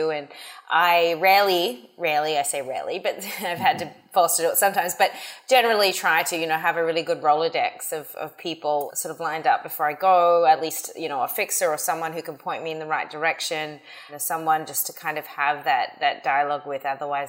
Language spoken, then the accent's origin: English; Australia; moved away as an adult; now in United States; So I came to the US from Australia. I was studying in 2006.